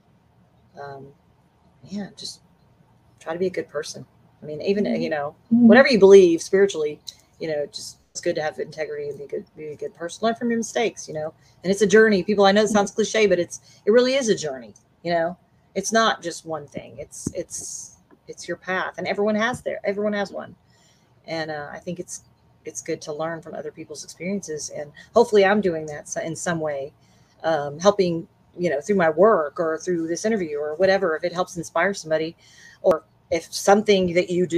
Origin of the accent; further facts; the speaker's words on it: Eagle Pass, Texas, United States; also born or lived in Memphis, Tennessee; now in Dallas Fort Worth, United States; I remember growing up in Eagle Pass on the border of Mexico near San Antonio.